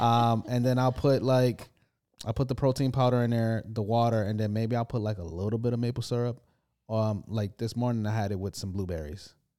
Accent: United States; now in United Kingdom; I'm an, I'm from America

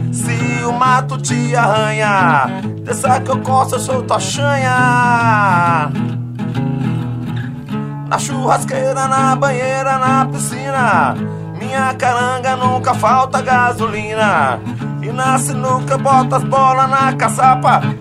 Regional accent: Rio de Janeiro, Brazil; now in Natal, Brazil; na verdade, eu cresci no Rio de Janeiro, mas meus pais já são de Natal. Meu pai é, é natural do Rio Grande do Norte.

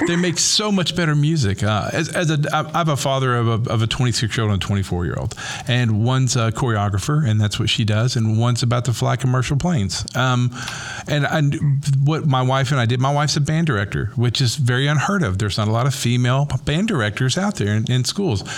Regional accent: the South, United States; growing up in the South in a white Christian environment

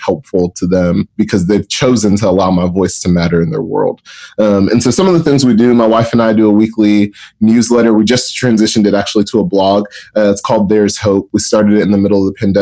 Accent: Atlanta, Georgia, United States; I'm based out of Atlanta, Georgia, actually born and raised in Atlanta

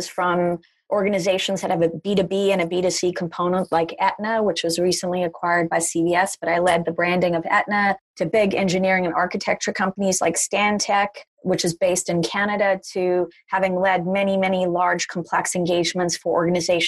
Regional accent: Durban, KwaZulu-Natal, South Africa; also born or lived in Potchefstroom, South Africa; now in New York, United States; I was born in a very small town in South Africa called Potchefstroom, which had one traffic light, and grew up in Durban, South Africa.

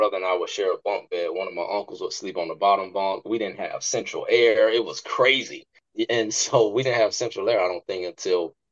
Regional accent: West Park, Florida, United States; also born or lived in Hollywood, Florida; I grew up in Hollywood, Florida. I was actually born in Hollywood. And I actually grew up in a small town called West Park, Florida, also known as Carver Ranches.

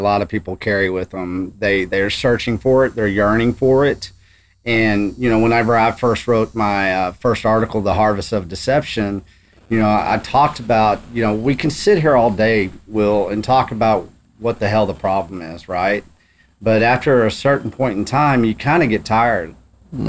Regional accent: Texas Panhandle, United States; I come from Texas I come from the Texas Panhandle, mm-hmm. commodity cowboy country

